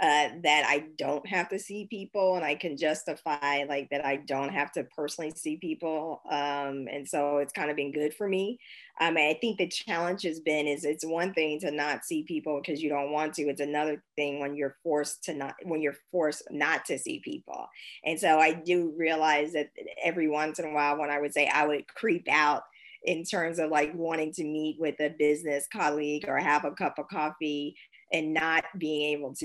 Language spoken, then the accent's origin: English; San Francisco, California, United States; now in Berlin, Germany; I mean, I come from San Francisco, Silicon Valley.